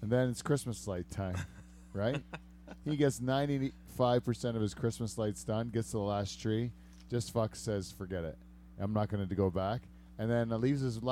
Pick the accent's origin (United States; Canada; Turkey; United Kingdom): Canada; Windham Centre, Ontario; It was in Wyndham Center, which is like kind of where I grew up.